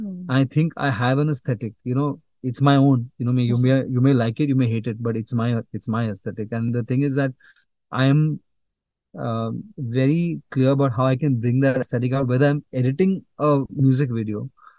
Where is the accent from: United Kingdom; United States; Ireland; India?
India; Mumbai, Maharashtra; I was born in Bombay, and I'm brought up in Bombay as well.